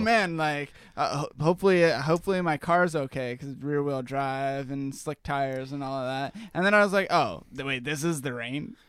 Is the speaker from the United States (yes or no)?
yes; Washington, United States; I'm from Washington